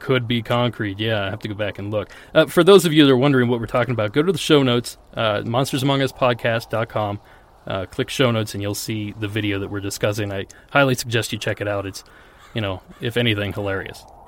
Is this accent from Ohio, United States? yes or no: yes; Ohio, United States; I grew up in Ohio